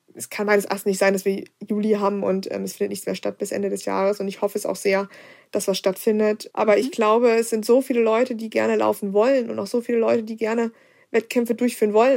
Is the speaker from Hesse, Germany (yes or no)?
yes; Kassel, Hesse, Germany; bei uns in Kassel